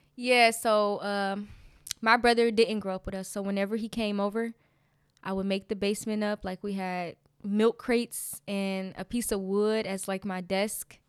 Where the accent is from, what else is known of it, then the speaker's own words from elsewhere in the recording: Detroit, Michigan, United States; I grew up in Detroit, Michigan. right in the hood, um, on Dexter.